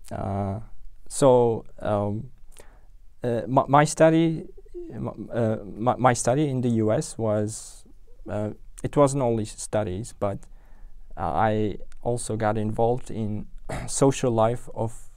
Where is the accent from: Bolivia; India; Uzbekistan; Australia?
Uzbekistan; Tashkent; English is a second language; moved away as an adult; now in London, United Kingdom; I was born and raised in Tashkent